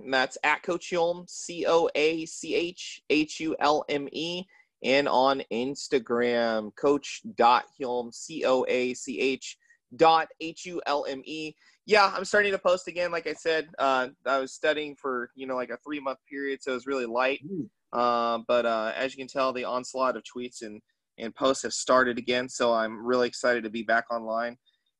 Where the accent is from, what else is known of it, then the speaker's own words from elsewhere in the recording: Atlanta, Georgia, United States; Well, I'm from Atlanta, so I love Coca-Cola and Chick-fil-A.